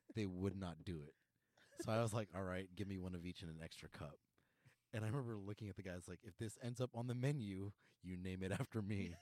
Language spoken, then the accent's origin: English; Philippines; I am Filipino.